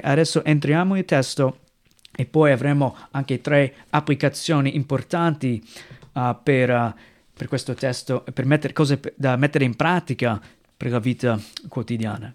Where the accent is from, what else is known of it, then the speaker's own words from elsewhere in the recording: United States; Italian is a second language; moved away as an adult; now in Italy; vengo dai Stati Uniti, eh, subito riesci a capire che ho un accento diverso, non sono italiano